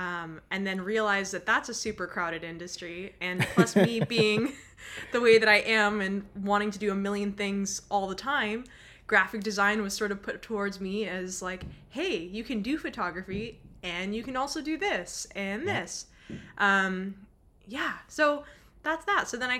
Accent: Los Angeles, California, United States; also born or lived in Costa Rica / England; now in Abbotsford, Canada; So I'm originally from Los Angeles. I've moved around a little bit, lived in Costa Rica, I've lived in England, and I currently live in BC, Abbotsford, Canada

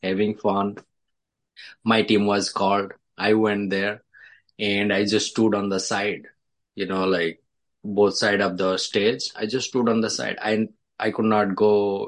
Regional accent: India; English is a second language; moved away as an adult; also born or lived in Dallas / Chicago; now in New York, United States; I was born in India, I grew up in India.

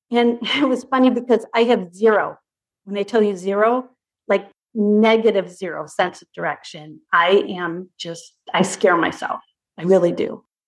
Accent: Chicago, Illinois, United States; moved away as an adult; now in Colorado, United States; And I was born and raised in Chicago, moved to Colorado when my kids were small.

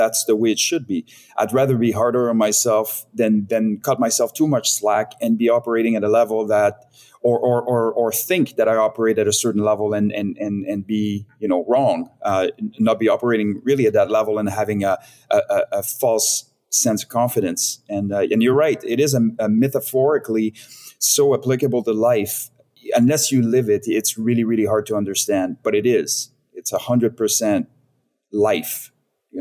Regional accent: Montreal region, Quebec, Canada; moved away as an adult; now in Vancouver, Canada; I was born and raised in the Montreal region, which is essentially north of New York City

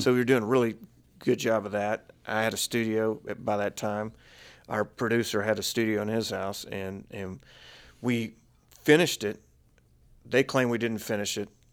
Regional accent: Texas, United States; we're both from Texas

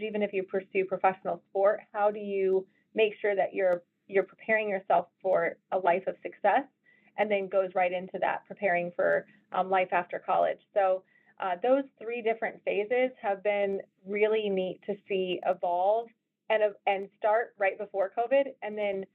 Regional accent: Colorado, United States; moved away as an adult; also born or lived in Iowa; I was from Colorado

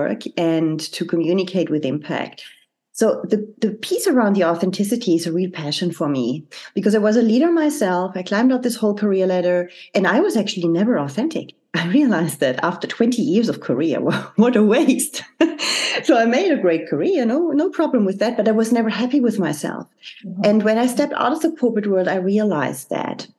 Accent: Germany; moved away as an adult; also born or lived in France / Zurich, Switzerland; The country I'm originally from, I'm from Germany. I was brought up there. And at the age of 24, I left Germany to move to France.

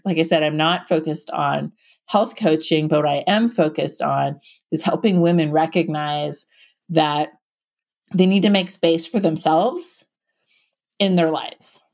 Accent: Silicon Valley, California, United States; now in Santa Cruz, United States; I grew up in Silicon Valley

